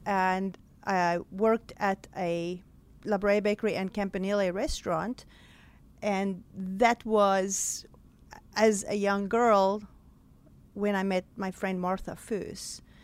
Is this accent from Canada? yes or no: no; South Africa; moved away as an adult; now in Greenwood, Mississippi, United States; the way I grew up in South Africa.